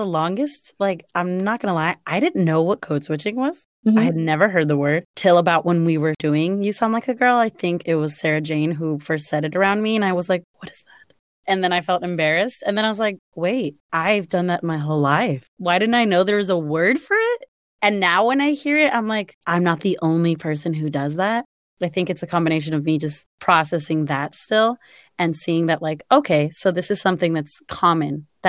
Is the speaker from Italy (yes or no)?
no; Cuba; cuando hablo con otro cubano, my accent comes out a little stronger.